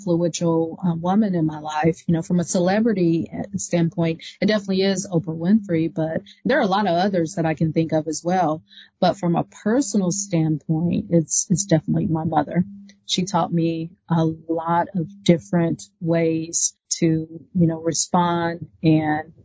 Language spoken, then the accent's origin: English; Walnut Grove, Mississippi, United States; now in Indiana, United States; we grew up in Mississippi. Walnut Grove, Mississippi